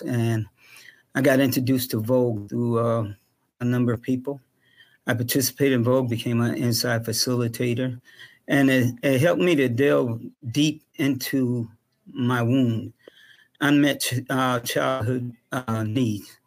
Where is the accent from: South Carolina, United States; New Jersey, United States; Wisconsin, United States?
South Carolina, United States; Charleston; I myself went through a lot of racial injustice growing up in Charleston, South Carolina